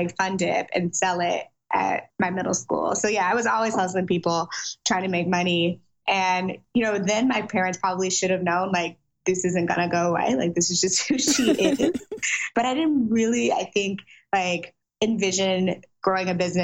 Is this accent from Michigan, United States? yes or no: no; St. Louis, Missouri, United States; also born or lived in Silicon Valley, California; now in Los Angeles, United States; I'm from St. Louis, Missouri, Midwest for life. Although I do currently live in Los Angeles